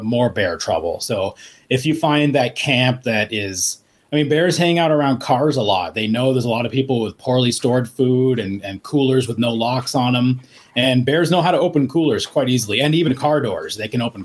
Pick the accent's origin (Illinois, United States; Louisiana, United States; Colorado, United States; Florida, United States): Colorado, United States; Estes Park; moved away as an adult; also born or lived in Phoenix, Arizona; I grew up in Estes Park, which is a small mountain town in Colorado, right next to Rocky Mountain National Park. So I lived there from when I was 9 to 18.